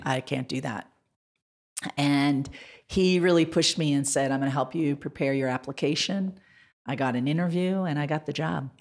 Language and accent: English; Montana, United States; also born or lived in Washington, D.C.; now in Denver, United States; I grew up in Montana. I was born in Montana.